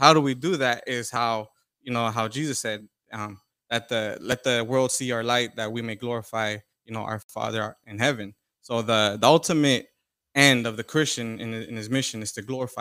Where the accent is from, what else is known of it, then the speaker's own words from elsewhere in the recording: Orange County, Southern California, United States; I'm from Orange County, Southern California.